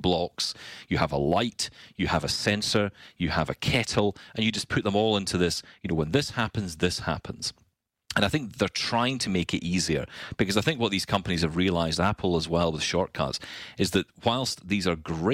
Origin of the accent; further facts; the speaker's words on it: Scotland, United Kingdom; I'm Scottish